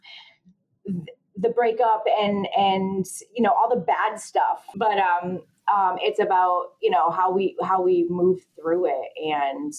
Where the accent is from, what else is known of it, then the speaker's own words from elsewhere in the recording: Connecticut, United States; I'm from Connecticut